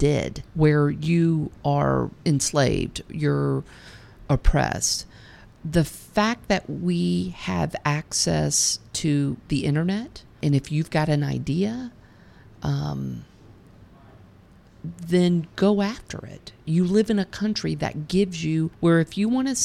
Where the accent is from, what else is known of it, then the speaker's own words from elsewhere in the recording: United States; I'm obligated as an American